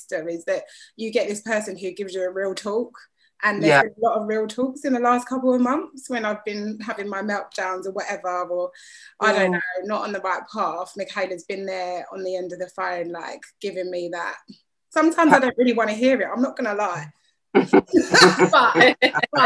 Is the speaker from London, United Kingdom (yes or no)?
yes; London, United Kingdom; also born or lived in Walthamstow, London; I was born in Walthamstow, East London, and I was brought up mainly in Gants Hill, which is like East but borderline Essex, really.